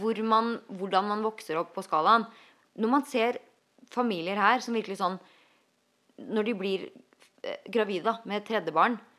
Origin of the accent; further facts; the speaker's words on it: Norway; now in United States; der hjemme i Norge.